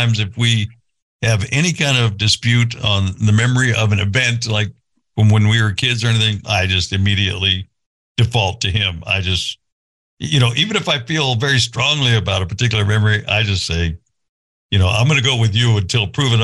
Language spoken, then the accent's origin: English; California, United States; moved away; I grew up in California